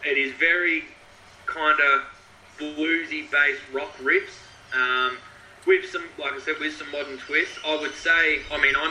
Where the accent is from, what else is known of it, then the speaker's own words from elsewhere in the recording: Shepparton, Victoria, Australia; I'm from Shepparton, so I'm around two hours north of Melbourne